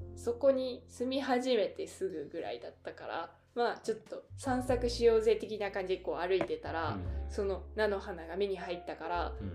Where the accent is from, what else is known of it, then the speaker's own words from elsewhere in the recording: Okayama, Japan; accent: Okayama-ben; moved away as an adult; also born or lived in Osaka / Kansai; now in Tokyo, Japan; 実は私岡山出身なんです